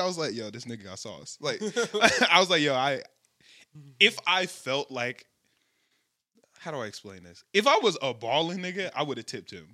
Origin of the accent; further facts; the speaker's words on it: Chicago, Illinois, United States; I'm from Chicago